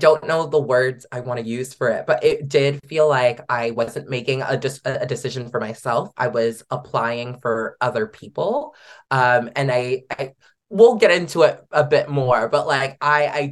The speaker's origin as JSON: {"language": "English", "country": "Canada", "said": "Canadians are f-ing killing it."}